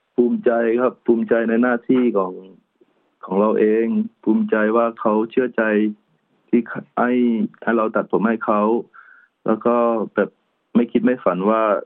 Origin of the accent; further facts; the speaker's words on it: Trang, Thailand; moved away as an adult; อยู่ที่จังหวัดตรังบ้านเกิดของผมเอง